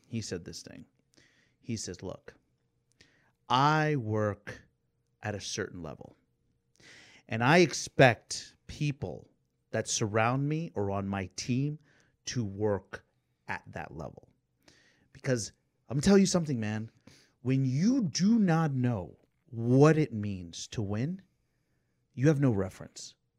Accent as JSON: {"language": "English", "town": "Atlanta", "region": "Georgia", "country": "United States", "tie": "born or raised there", "said": "I grew up in Atlanta"}